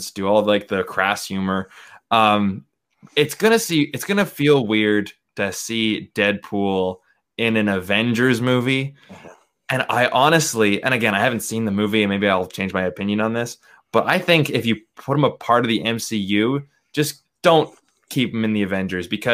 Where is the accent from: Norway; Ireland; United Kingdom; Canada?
Canada; Vancouver, British Columbia; I'm from Vancouver